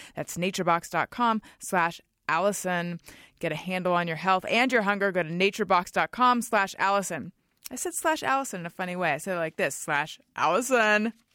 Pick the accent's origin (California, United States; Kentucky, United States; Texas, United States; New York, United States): California, United States; Orange County; also born or lived in Oakland; I'm from Orange County